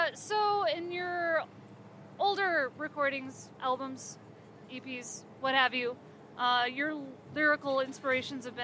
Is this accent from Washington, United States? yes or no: no; Grand Junction, Colorado, United States; moved away; also born or lived in Denver, Colorado; I grew up on the western part near Grand Junction, but I went to college